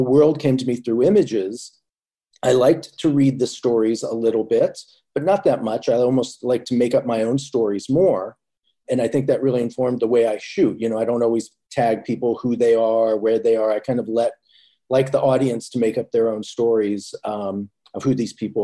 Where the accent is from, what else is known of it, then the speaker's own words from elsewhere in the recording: Indianapolis, Indiana, United States; moved away as an adult; now in New York, United States; growing up in Indiana